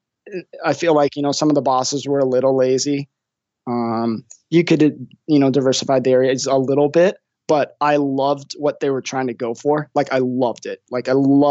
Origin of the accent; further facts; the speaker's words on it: Idaho, United States; moved away; I'm originally from Idaho